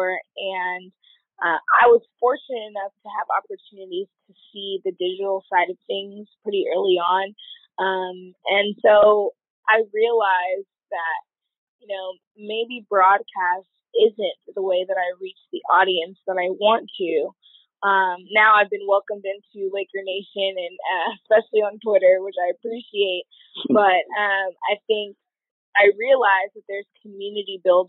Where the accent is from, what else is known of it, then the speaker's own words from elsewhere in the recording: Los Angeles, California, United States; I grew up in Los Angeles, born and raised, never left.